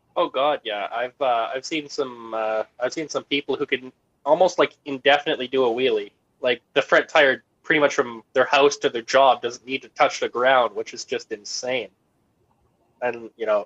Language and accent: English; Canada; me being Canadian, I have a bit more of a grasp on the Canadian market